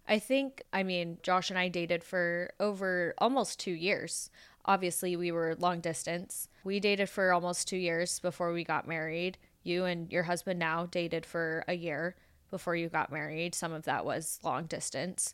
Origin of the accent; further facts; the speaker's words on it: Las Vegas, Nevada, United States; I grew up in Las Vegas, we've all grown up in Las Vegas.